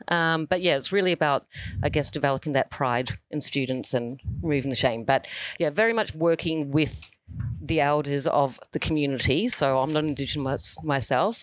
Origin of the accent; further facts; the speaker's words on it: New Zealand; now in Australia; I grew up in New Zealand